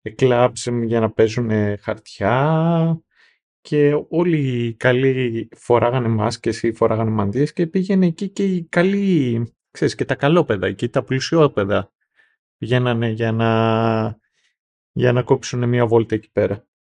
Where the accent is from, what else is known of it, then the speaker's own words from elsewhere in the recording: Greece; εμείς Greece